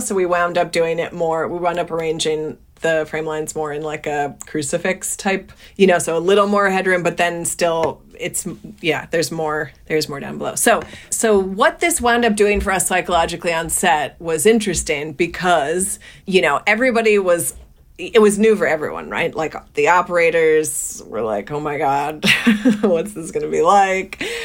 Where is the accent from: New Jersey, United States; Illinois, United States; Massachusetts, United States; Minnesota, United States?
New Jersey, United States; born or raised there